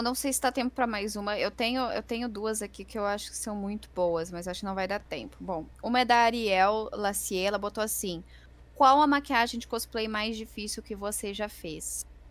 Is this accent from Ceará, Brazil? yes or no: no; Rio Grande do Sul, Brazil; eu sou gaúcha